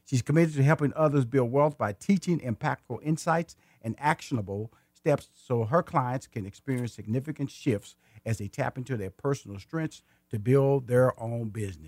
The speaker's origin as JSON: {"language": "English", "town": "Houston", "region": "Texas", "country": "United States", "tie": "born or raised there", "also_born_or_lived": "Atlanta, Georgia", "said": "In Houston, and I am a native Houston. I was born in Houston. I went to high school in Houston. I went to college in Houston. I got married in Houston. And I still live in Houston, and also live in Atlanta, Georgia."}